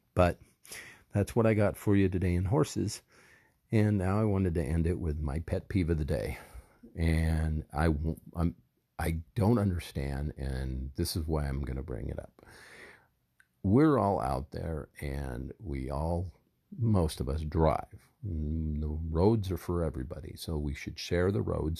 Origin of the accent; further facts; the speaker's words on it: Southern California, United States; I grew up in Southern California